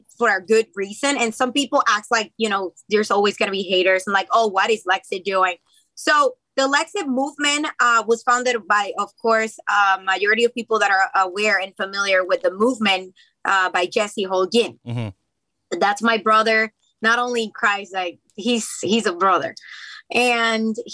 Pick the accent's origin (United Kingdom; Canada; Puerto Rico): Puerto Rico; first language Spanish; English is a second language; moved away as an adult; also born or lived in United States; now in New Jersey, United States; Spanish is my first language. I was born in the United States, raised in Puerto Rico. And yes, that's the reason why I have an accent.